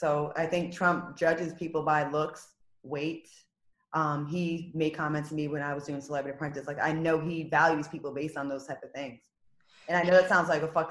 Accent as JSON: {"language": "English", "region": "Rhode Island", "country": "United States", "also_born_or_lived": "Los Angeles", "moved": "as an adult", "said": "I'm from Rhode Island."}